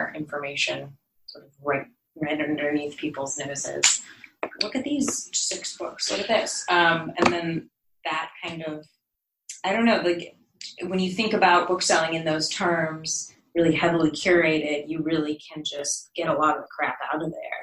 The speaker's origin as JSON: {"language": "English", "town": "San Diego", "region": "California", "country": "United States", "moved": "yes", "lives_now": "Bay Area, United States", "said": "I'm from San Diego"}